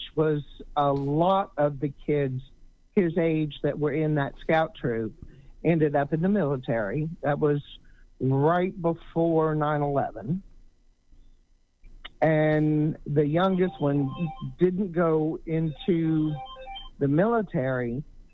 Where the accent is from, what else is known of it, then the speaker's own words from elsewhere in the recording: Louisiana, United States; we're from Louisiana